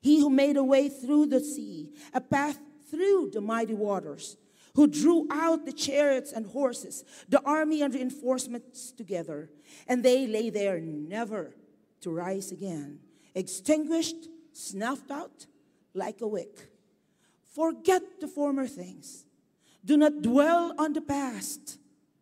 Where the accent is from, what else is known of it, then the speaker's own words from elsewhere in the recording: Bicol Region, Philippines; moved away; in my hometown, in Bicol